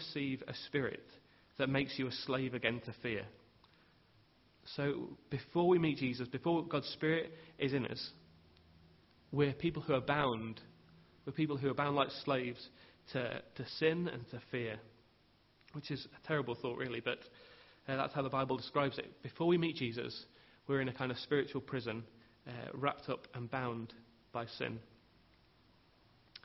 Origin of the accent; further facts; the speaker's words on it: England, United Kingdom; as English people